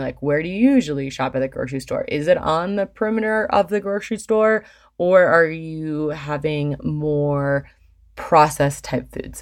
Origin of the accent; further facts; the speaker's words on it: Michigan, United States; now in Colorado, United States; I grew up in Michigan